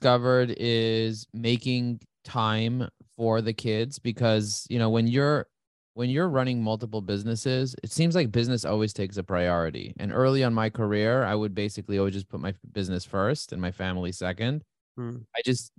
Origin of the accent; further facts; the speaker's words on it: New York City, New York, United States; Raised and grazed in Crooklyn